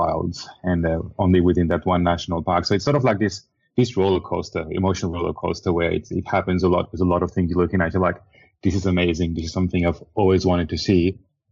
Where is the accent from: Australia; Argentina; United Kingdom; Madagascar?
Madagascar; I grew up in Madagascar. I was born in Madagascar